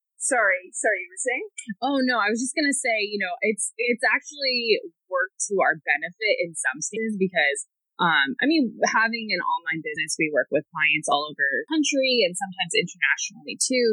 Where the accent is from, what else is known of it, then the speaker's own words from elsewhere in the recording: Pacific Northwest, United States; I'm originally from the Pacific Northwest